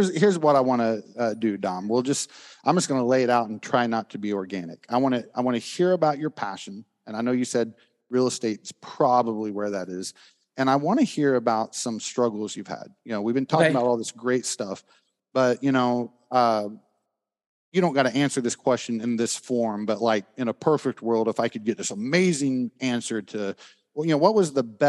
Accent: Oklahoma, United States; I'm from Oklahoma

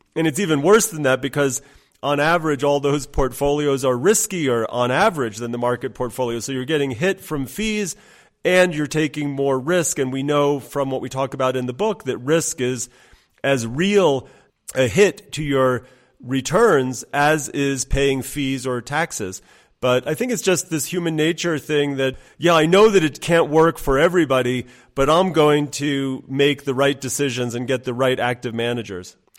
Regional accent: United States; moved away; also born or lived in New York / Iran / London; I grew up in the States

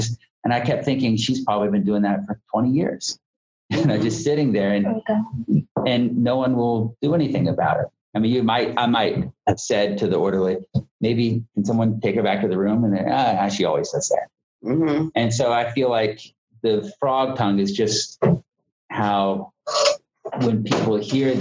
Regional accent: Florida, United States; I'm from Florida

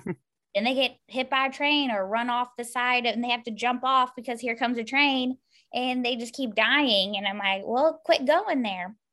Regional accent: Louisville, Kentucky, United States; I'm from Louisville, Kentucky

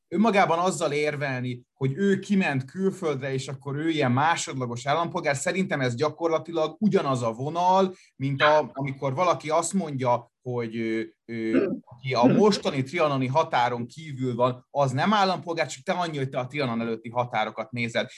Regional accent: Szeged, Csongrád-Csanád, Hungary; now in Budapest, Hungary; én Budapesten élek, a szülővárosomhoz, Szegedhez nagyon sok érzelmi szállal kötődöm.

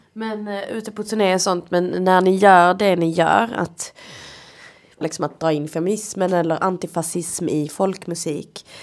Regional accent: Sweden; jag kommer ju inte från Sverige. Min, min historia finns ju inte här. Men jag är ju ändå uppvuxen här i ett extremt vitt svenskt samhälle

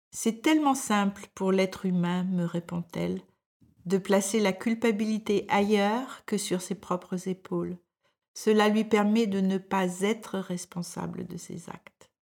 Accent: France; moved away as an adult; now in Denmark; je suis française et je vis au Danemark depuis plus de quarante ans

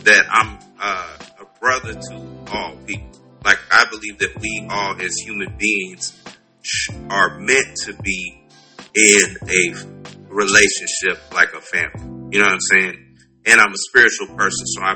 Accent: West Coast, United States; moved away; I'm originally from the West Coast

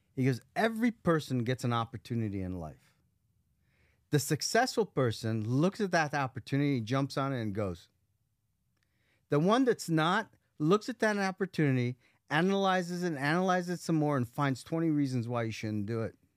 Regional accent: Las Vegas, Nevada, United States; Las Vegas

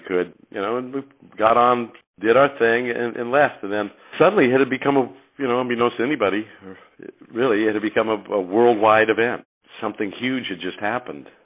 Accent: San Francisco Bay Area, California, United States; we grew up in the Bay Area

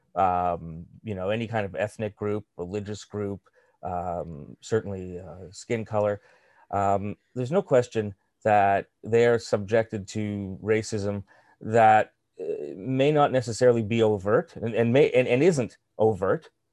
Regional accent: Canada; as a Canadian of, uh, of, uh, Eastern European extraction and, and Jewish extraction

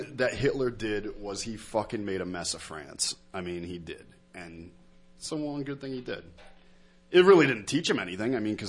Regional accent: United States; I'm an American, if anything. You know, my family's been here for fucking five or six generations, and one group of them did immigrate from France.

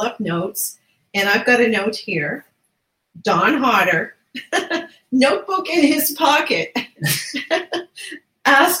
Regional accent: Newfoundland and Labrador, Canada; we're known to be storytellers here in Newfoundland

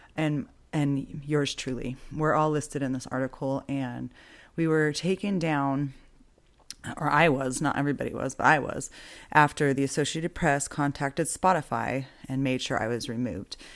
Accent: Boise, Idaho, United States; moved away as an adult; now in Albuquerque, United States; I grew up in Boise, Idaho. I now live in Albuquerque, New Mexico.

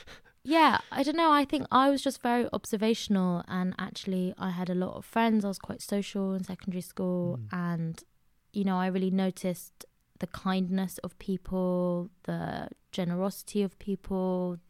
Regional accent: Queen's Park, London, United Kingdom; I grew up in Queen's Park, which is quite far away from church-related community.

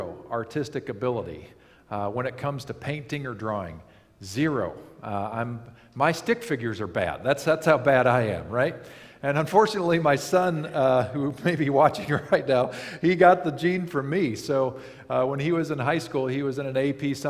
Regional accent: Lake Michigan, Midwest, United States; I grew up on Lake Michigan

